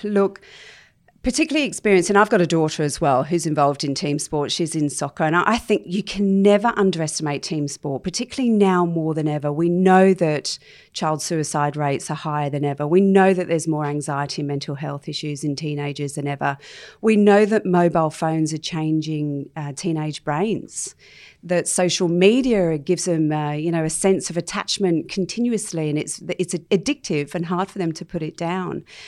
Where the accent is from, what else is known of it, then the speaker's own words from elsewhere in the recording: London, United Kingdom; moved away as an adult; also born or lived in Bondi, Sydney; now in Sydney, Australia; I was actually born and bred in London, as you know, and I was sponsored to come and work out here